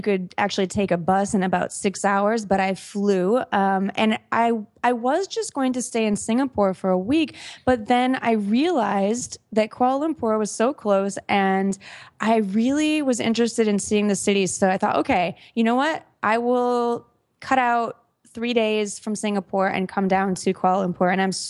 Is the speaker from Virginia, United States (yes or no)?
no; Minneapolis, Minnesota, United States; born there; So I was born in Minneapolis, Minnesota, the United States of America. It's the Midwest, kind of, you know, a nice city, but just, in the middle of the country, not too exotic, at least to me anyway.